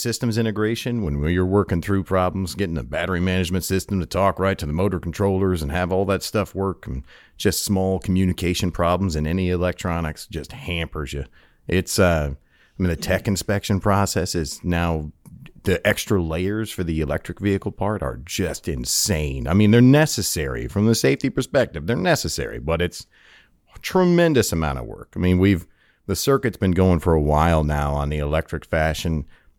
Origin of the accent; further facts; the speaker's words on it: New York, United States; So I'm from upstate New York, a little little farm in town of about 1,000 people.